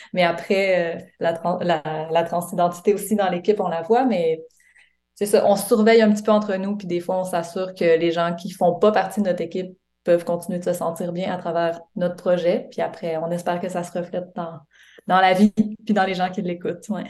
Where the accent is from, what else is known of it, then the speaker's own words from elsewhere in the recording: Quebec, Canada; moved away as an adult; now in Montreal, Canada; J'ai grandi au Lac-Saint-Jean